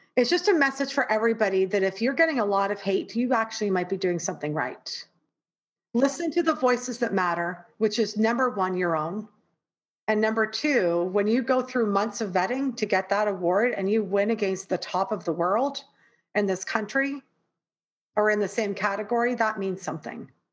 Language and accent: English; Toronto, Ontario, Canada; moved away as an adult; now in New York, United States; being raised in the most multicultural city in the world toronto and then living in New York